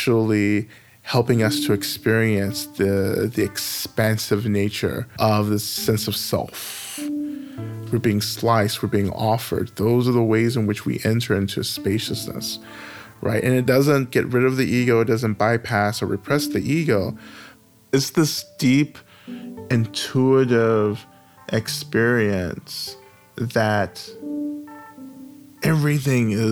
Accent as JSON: {"language": "English", "region": "North Georgia", "country": "United States", "tie": "born or raised there", "moved": "as an adult", "lives_now": "Atlanta, United States", "said": "I grew up in the South in North Georgia. I've just recently relocated back to Atlanta"}